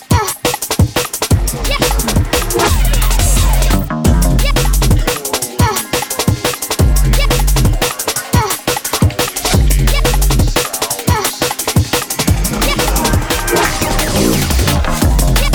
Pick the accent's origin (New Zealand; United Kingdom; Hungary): United Kingdom